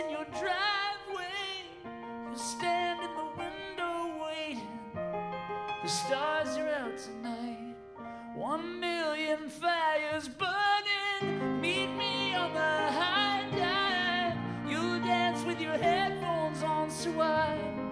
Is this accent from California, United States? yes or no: yes; California, United States; I'm from California